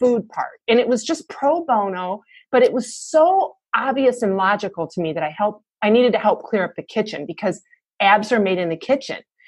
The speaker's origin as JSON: {"language": "English", "region": "Michigan", "country": "United States", "tie": "born or raised there", "moved": "yes", "lives_now": "Atlanta, United States", "said": "I live in Atlanta right now, and I was born and raised in Michigan"}